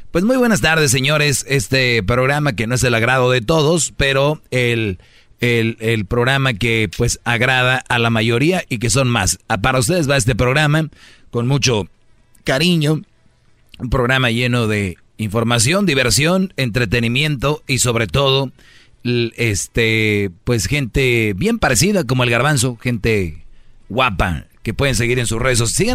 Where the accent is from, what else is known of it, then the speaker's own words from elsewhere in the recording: Monterrey, Nuevo León, Mexico; No, pero fíjate, yo soy de Monterrey, Brody